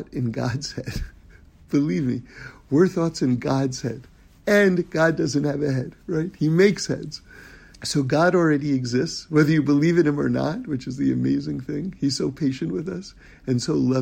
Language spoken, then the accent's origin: English; New York City, New York, United States; born or raised there; moved away